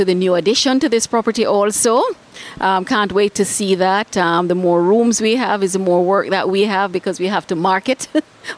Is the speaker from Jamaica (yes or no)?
yes; Jamaica; As a Jamaican